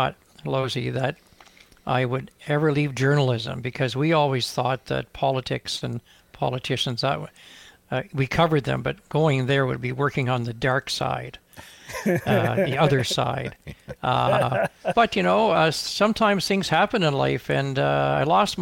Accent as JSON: {"language": "English", "town": "Campbellton", "region": "New Brunswick", "country": "Canada", "tie": "born or raised there", "also_born_or_lived": "Montreal / Ottawa / London, England / China", "moved": "as an adult", "said": "almost in the area where I grew up in northern New Brunswick and in Bathurst, New Brunswick. Mm-hmm. I'm from Campbellton, New Brunswick."}